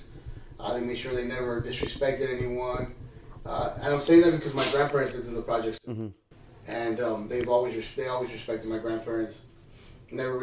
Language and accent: English; Wilmington, California, United States; I grew up in the city of Wilmington in the projects